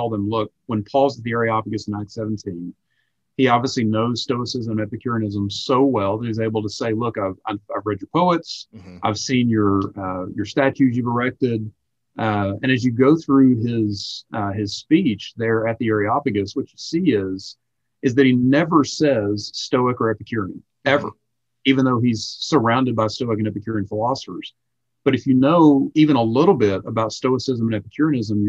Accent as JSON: {"language": "English", "region": "South Carolina", "country": "United States", "tie": "born or raised there", "also_born_or_lived": "Salt Lake City, Utah", "moved": "as an adult", "said": "I grew up in South Carolina, my wife's from North Carolina, so yeah, we're both Southeasterners."}